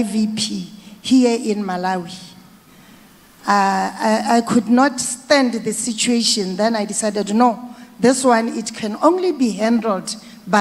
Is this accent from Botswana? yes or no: yes; Botswana; I come from Botswana